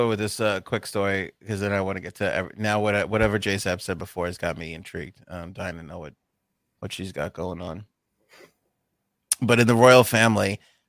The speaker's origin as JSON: {"language": "English", "country": "United Kingdom", "said": "Where are you from? British. End of conversation. That's it."}